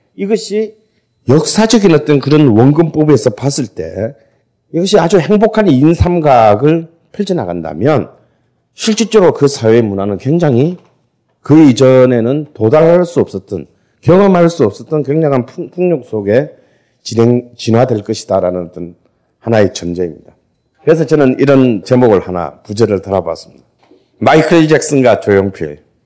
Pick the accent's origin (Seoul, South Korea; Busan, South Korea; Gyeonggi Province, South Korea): Busan, South Korea; 저도 부산 사람인데